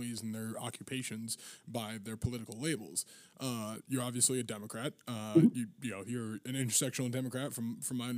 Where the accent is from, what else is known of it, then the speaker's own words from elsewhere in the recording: Massachusetts, United States; I'm from Massachusetts